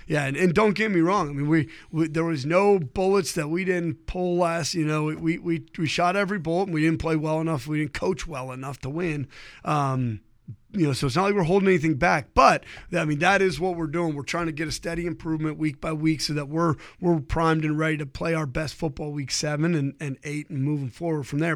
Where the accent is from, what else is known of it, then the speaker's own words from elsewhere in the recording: Ohio, United States; I grew up in Ohio